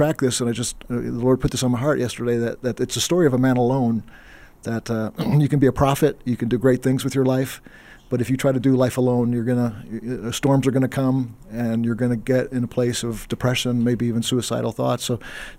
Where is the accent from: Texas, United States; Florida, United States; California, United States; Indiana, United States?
Texas, United States; East; I grew up in East Texas, in the late 70s, early 80s